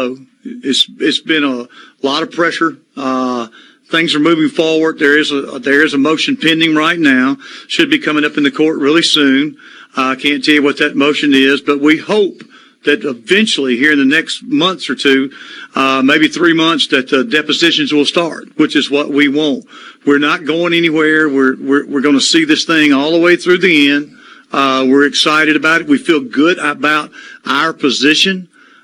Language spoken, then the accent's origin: English; Water Valley, Mississippi, United States; I'm from Water Valley